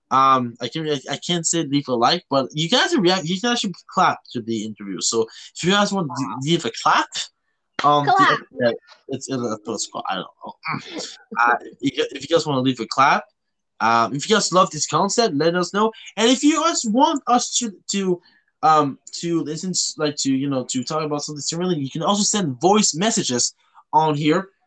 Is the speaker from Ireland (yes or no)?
no; Canada; now in Belgium; I'm a Canadian.